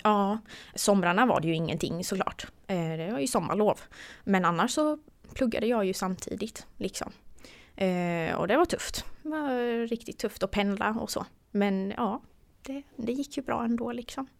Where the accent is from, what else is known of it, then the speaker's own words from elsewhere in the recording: Gislaved, Jönköping County, Sweden; moved away as an adult; also born or lived in Gothenburg; jag kommer från Gislaved och bodde hos mina föräldrar